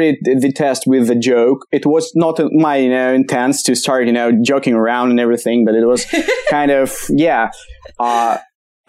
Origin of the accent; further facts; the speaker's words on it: Kamchatka Krai, Russia; English is a second language; now in Moscow, Russia; Originally I'm from Kamchatka